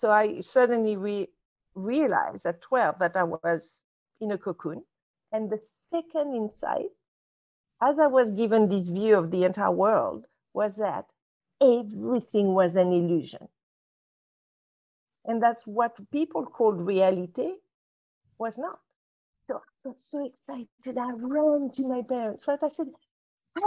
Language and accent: English; Casablanca, Casablanca-Settat, Morocco; I was brought up in Casablanca, Morocco.